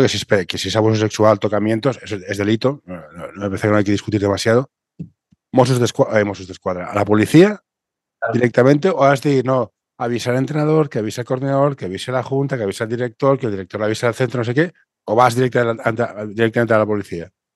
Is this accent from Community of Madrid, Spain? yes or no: no; Catalonia, Spain; yo soy catalán